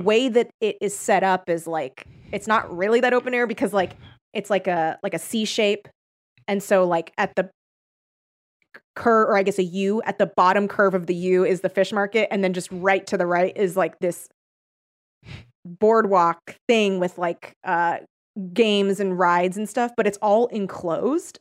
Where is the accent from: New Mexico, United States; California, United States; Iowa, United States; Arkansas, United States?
California, United States; Torrance; I grew up in the South Bay. of, uh, which is Torrance, like, not the, n, nor Cal South Bay.